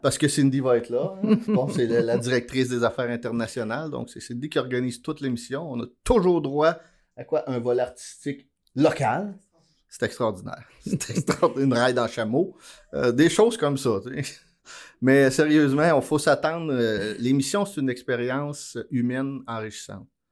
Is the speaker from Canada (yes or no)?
yes; Abitibi-Témiscamingue, Quebec, Canada; je suis né en Abitibi-Témiscamingue